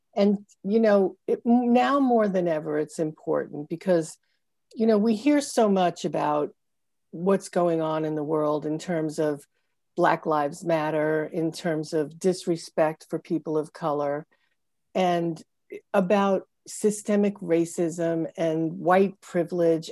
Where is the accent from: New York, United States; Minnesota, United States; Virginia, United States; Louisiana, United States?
New York, United States; Brooklyn; I'm from the Northeast. I grew up in, uh, Brooklyn, Long Island